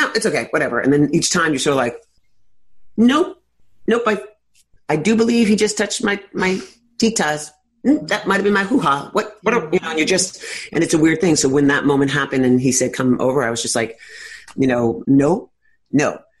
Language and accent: English; New York City, New York, United States; I'm a native New Yorker, as I said, born and raised in Greenwich Village